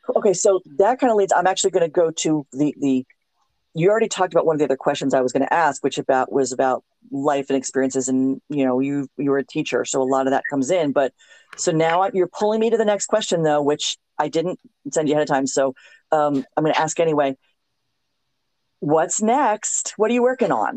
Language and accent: English; South Florida, United States; moved away; also born or lived in Louisiana; I grew up in South Florida